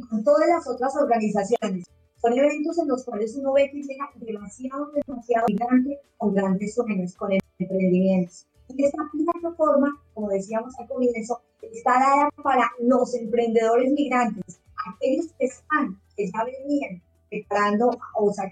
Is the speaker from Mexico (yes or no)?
no; Chile; Yo quisiera ser parte, pero soy chileno.